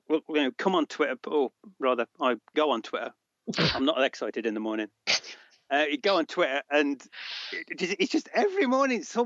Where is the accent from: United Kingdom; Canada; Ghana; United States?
United Kingdom; Birmingham, West Midlands; accent: Brummie